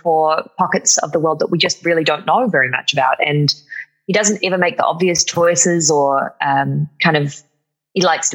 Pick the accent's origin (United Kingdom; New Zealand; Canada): New Zealand; moved away; In New Zealand, there's a lot of that too. Every sentence sounds like a question, where it doesn't matter if we're asking something or not. Yes. That's a big speech pattern that gives me away in my accent sometimes